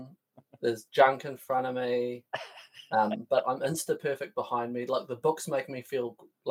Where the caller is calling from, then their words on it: Auckland, New Zealand; I'm patching in from north of Auckland in NZ in my little barn.